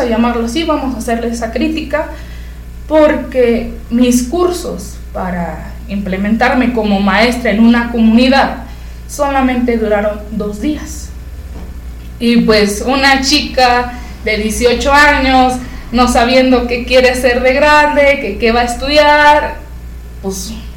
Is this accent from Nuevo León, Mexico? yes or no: no; Ezequiel Montes, Querétaro, Mexico; somos de Ezequiel Montes y pues nos queda cerca San Juan del Río, somos de Querétaro